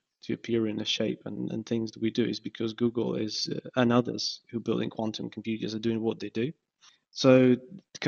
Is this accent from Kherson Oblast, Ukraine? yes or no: no; Kyiv, Ukraine; moved away as an adult; now in Sheffield, United Kingdom; I was born in Kyiv, and this is where I've done my master's degree as well